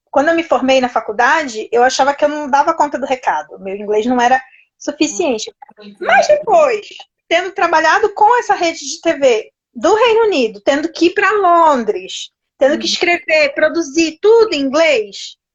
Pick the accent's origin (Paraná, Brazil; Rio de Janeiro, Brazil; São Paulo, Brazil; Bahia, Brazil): Rio de Janeiro, Brazil; now in Italy; Sou carioca.